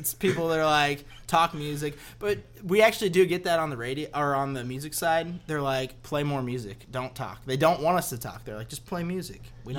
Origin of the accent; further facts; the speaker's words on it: Seattle, Washington, United States; moved away; I've been a Mariners fan since I was born. I was born in Seattle